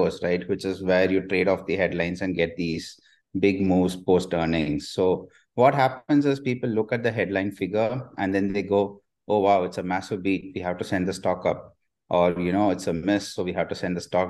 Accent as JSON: {"language": "English", "country": "India", "said": "I'm an Indian"}